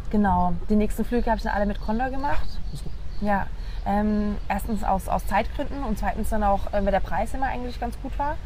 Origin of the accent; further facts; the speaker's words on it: Pforzheim, Baden-Württemberg, Germany; moved away; ich komme ursprünglich aus dem Süden von Deutschland, aus einer Stadt, die Pforzheim heißt, äh, zwischen Stuttgart und Karlsruhe